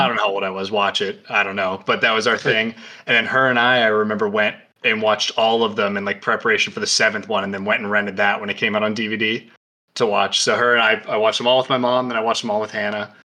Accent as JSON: {"language": "English", "town": "Pittsburgh", "region": "Pennsylvania", "country": "United States", "said": "I'm from Pittsburgh."}